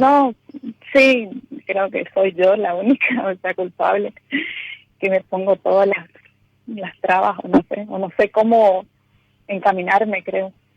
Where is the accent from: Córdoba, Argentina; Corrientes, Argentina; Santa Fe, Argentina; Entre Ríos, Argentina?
Corrientes, Argentina; Mercedes; De Mercedes Corrientes